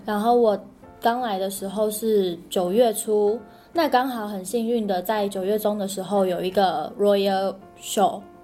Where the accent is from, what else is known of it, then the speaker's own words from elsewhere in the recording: Taiwan; moved away as an adult; now in Australia; 我是来自台湾的